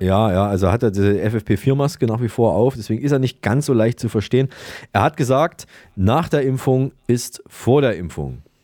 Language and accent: German; Saalfeld, Thuringia, Germany; Da sind wir in der Nähe, in Saalfeld sind wir ja, geboren.